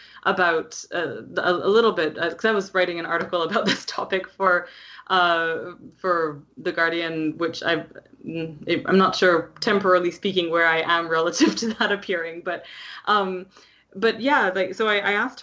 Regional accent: Canada; as a Canadian

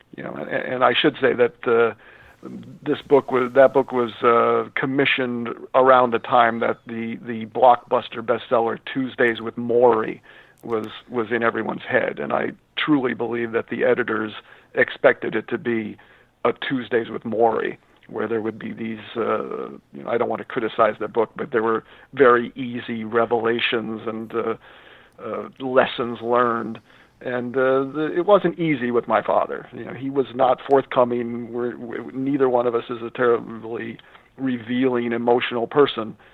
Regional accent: Scranton, Pennsylvania, United States; also born or lived in Narrowsburg, New York / New York City; now in New York, United States; It's my hometown too, and that's how I grew up

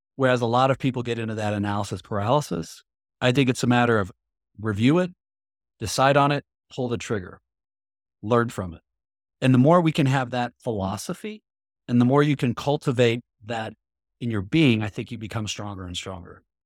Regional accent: Midwest, United States; I grew up in the Midwest

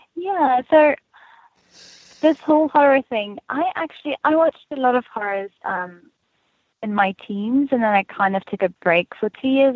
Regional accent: South Africa; moved away as an adult; now in United States; I grew up in Afrikaans community

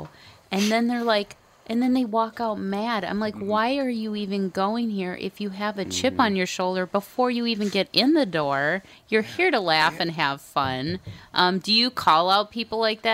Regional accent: Minnesota, United States; I'm a Minnesotan.

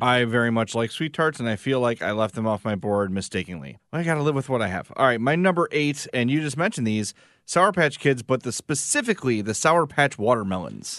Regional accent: Homewood, Illinois, United States; my hometown of Homewood

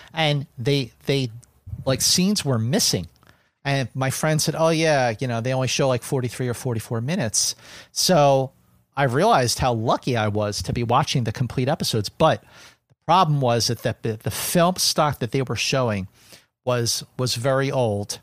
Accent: Philadelphia, Pennsylvania, United States; when I was growing up in Philadelphia

